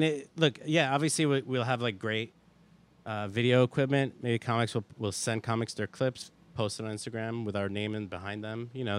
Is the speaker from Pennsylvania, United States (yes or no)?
no; Brooklyn, New York, United States; born or raised there